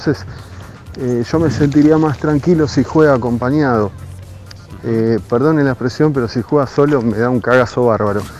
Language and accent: Spanish; Padua, Buenos Aires Province, Argentina; Buenas tardes, Ramiro y equipo … de Padua.